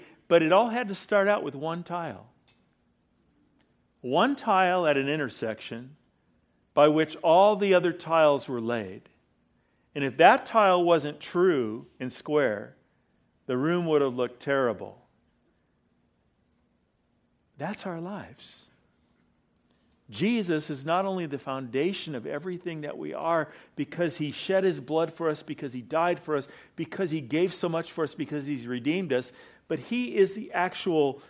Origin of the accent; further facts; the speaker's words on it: California, United States; now in Weatherford, United States; I'm from California